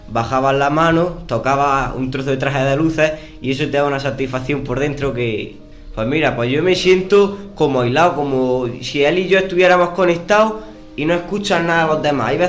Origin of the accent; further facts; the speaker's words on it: Guadix, Andalusia, Spain; en Guadix, que es donde yo nací, en los pueblos del Marquesado